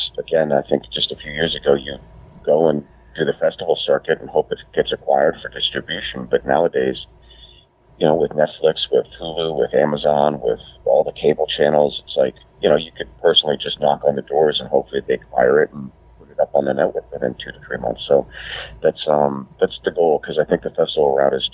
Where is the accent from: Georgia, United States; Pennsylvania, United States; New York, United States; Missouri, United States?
Pennsylvania, United States; Pittsburgh; born or raised there; moved away; also born or lived in New Jersey